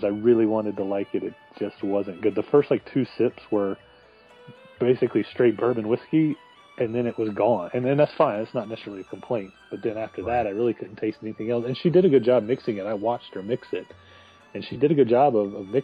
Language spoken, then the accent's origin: English; United States; being an American, not a German